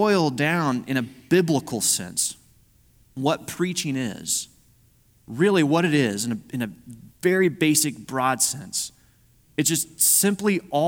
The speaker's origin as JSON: {"language": "English", "region": "Missouri", "country": "United States", "said": "I'm from Missouri"}